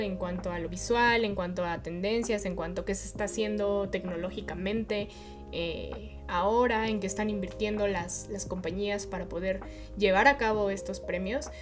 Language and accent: Spanish; Mexico; yo soy mexicana